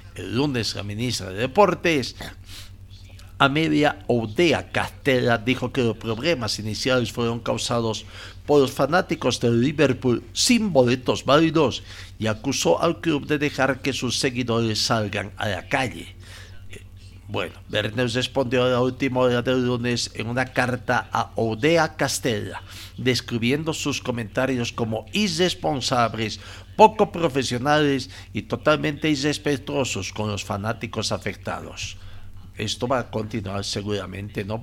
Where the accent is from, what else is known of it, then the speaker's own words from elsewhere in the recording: Bolivia; nos interesa como bolivianos